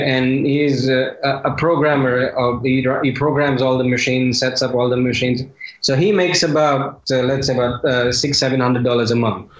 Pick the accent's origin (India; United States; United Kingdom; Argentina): India; being an Indian